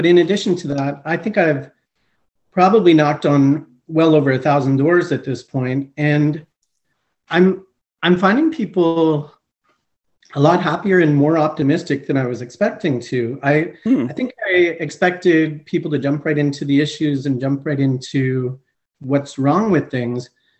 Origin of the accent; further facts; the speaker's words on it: Montreal, Quebec, Canada; also born or lived in Eastern Canada; So I am originally from Montreal, Quebec. I grew up Eastern Canada largely, and then our family settled around the GTA.